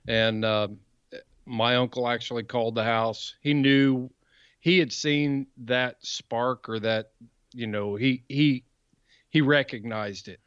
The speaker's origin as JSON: {"language": "English", "town": "Columbus", "region": "Indiana", "country": "United States", "tie": "born or raised there", "said": "I grew up in, uh, Columbus, Indiana, South Central Indiana"}